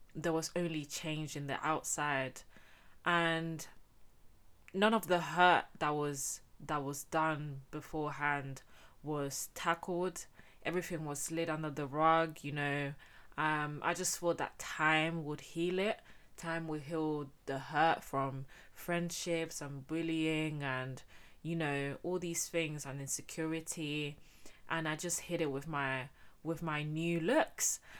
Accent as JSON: {"language": "English", "town": "Getafe", "region": "Community of Madrid", "country": "Spain", "tie": "born or raised there", "said": "I was born and raised in Spain, in Getafe to be exact."}